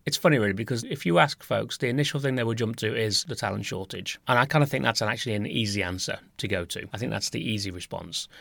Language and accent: English; Nottingham, East Midlands, United Kingdom; the site in Nottingham, which was my kind of, pretty much, I guess you would call it my hometown